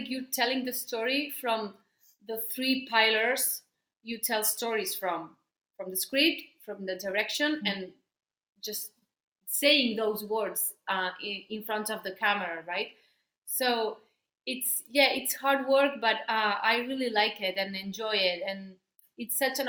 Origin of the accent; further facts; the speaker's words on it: Barcelona, Catalonia, Spain; first language Spanish; English is a second language; now in Madrid, Spain; I live in Madrid, but I'm from Barcelona.